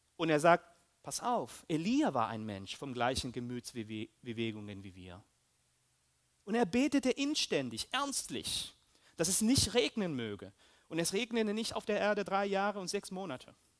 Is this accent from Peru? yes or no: yes; Peru; moved away; also born or lived in Germany; ich bin auch Peruaner, Deutsche, so ein bisschen